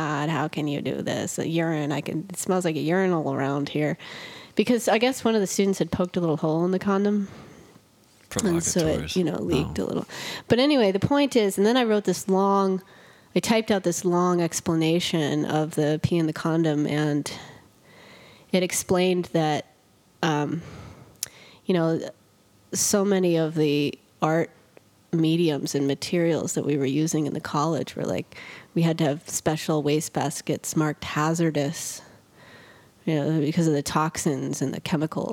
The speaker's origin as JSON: {"language": "English", "region": "southern Maine", "country": "United States", "tie": "born or raised there", "moved": "yes", "said": "my home state, which is Maine. I'm from Maine"}